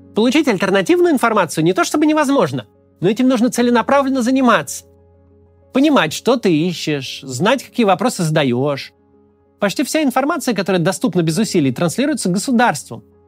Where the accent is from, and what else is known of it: Russia